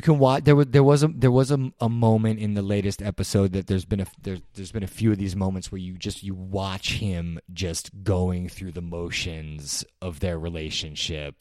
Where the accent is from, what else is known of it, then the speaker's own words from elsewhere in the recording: New York City, New York, United States; I grew up in New York City